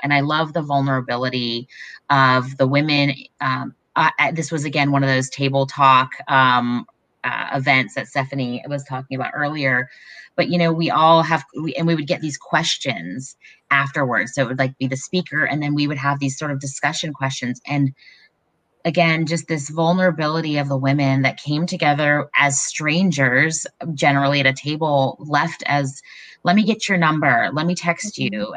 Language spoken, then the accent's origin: English; Raleigh, North Carolina, United States; I grew up in Raleigh